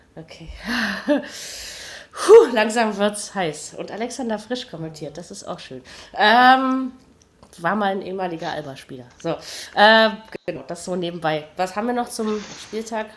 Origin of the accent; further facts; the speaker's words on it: East Germany, Germany; als Ossi